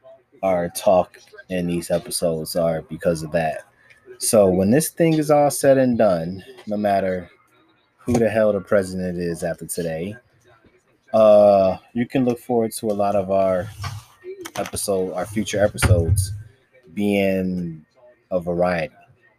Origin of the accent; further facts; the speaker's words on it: Virginia, United States; I'm from Virginia, well, but ain't shit to do but cook.